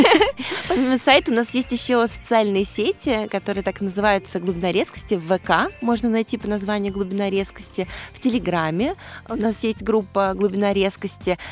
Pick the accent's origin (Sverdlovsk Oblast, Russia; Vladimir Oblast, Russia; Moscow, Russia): Moscow, Russia; я из Москвы